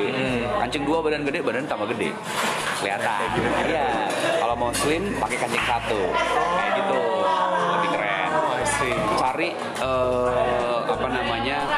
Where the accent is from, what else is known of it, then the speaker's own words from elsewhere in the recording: Semarang, Central Java, Indonesia; So aku bilang enggak saya dari